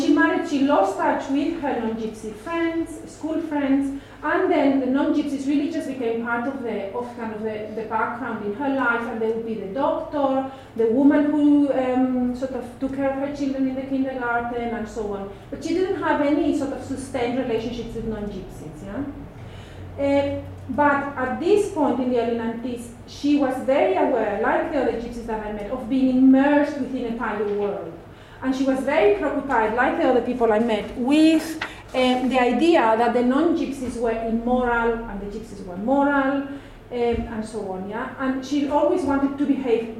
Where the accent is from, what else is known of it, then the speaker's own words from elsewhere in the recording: Madrid, Community of Madrid, Spain; I'm also from Madrid, and I grew up in a very different area of the city. Yeah. So I grew up in the kind of middle class center of the city